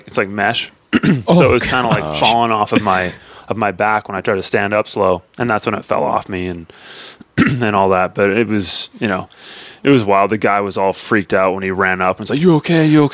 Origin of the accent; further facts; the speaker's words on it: Canada; I'm Canadian